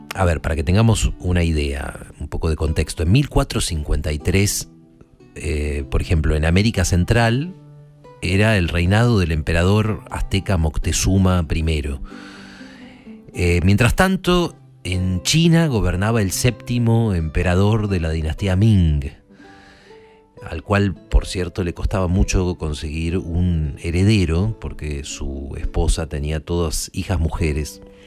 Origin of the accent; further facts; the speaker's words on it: Argentina; yo me siento argentino